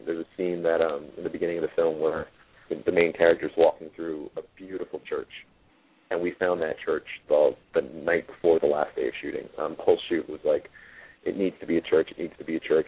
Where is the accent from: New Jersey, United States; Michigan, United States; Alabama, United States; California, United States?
New Jersey, United States; Jersey City; I'm from Jersey City and I'm fast talking